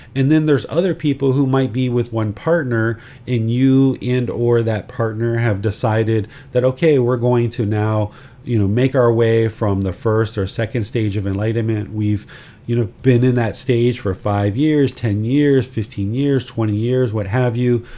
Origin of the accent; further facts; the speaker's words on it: United States; now in Thailand; I am a American citizen. I live in Thailand.